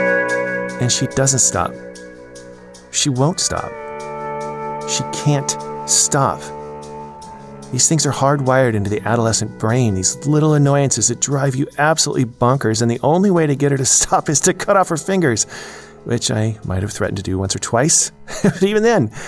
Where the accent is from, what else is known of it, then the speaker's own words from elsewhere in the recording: United States; moved away as an adult; As an American parent